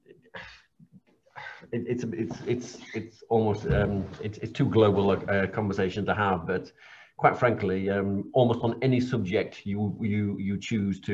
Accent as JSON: {"language": "English", "area": "Cumbria", "region": "North West England", "country": "United Kingdom", "moved": "yes", "said": "I'm from Cumbria"}